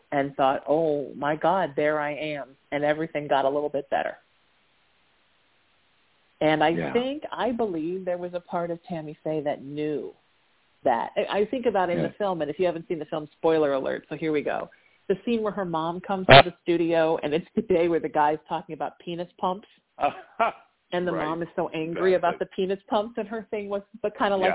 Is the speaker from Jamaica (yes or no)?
no; Orange County, California, United States; growing up in Orange County since I was 13